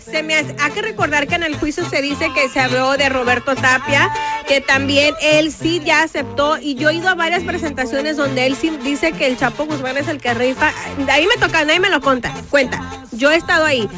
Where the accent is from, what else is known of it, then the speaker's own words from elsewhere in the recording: East LA, California, United States; somos de East